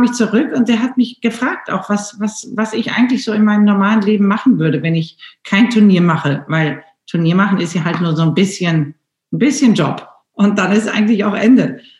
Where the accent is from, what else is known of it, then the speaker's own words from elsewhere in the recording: Wocklum, North Rhine-Westphalia, Germany; Ich bin ja in Bocklum in dem Schloss äh, groß geworden an der Seite meines Vaters